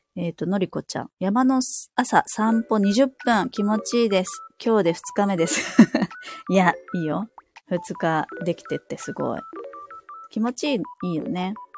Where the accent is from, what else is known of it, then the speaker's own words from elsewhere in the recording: Kansai, Osaka, Japan; also born or lived in Saitama; now in Hokkaido, Japan; 出身は、まあ、関西、大阪なんですけど、す、住まいっていうか、実家が埼玉で、今は北海道に住んでるんですけど